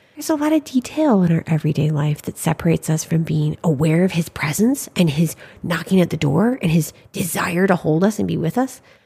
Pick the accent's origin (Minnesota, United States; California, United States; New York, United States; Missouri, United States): Minnesota, United States; Saint Paul; I'm from Saint Paul, Minnesota.